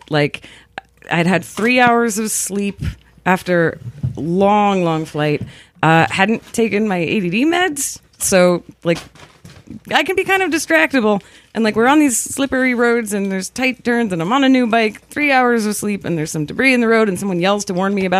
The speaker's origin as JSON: {"language": "English", "area": "the Bay Area", "region": "California", "country": "United States", "said": "I'm from the Bay Area, and it's dry"}